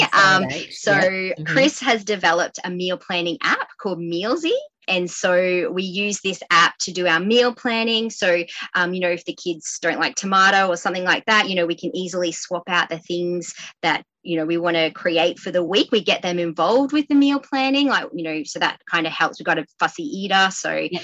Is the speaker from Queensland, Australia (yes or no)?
yes; Queensland, Australia; moved away as an adult; now in Swansea, Australia; we're from Queensland